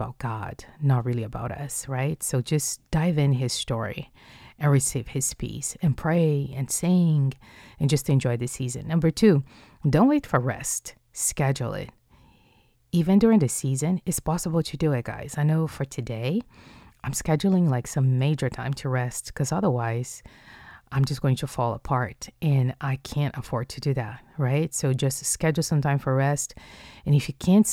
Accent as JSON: {"language": "English", "region": "Rio de Janeiro", "country": "Brazil", "moved": "yes", "said": "I'm from Rio de Janeiro, which is southeast."}